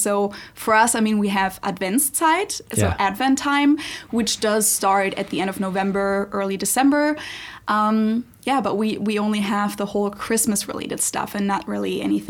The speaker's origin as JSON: {"language": "English", "town": "Munich", "region": "Bavaria", "country": "Germany", "moved": "yes", "lives_now": "Cincinnati, United States", "said": "I'm a German from Munich, Germany, who lives in Cincinnati, Ohio."}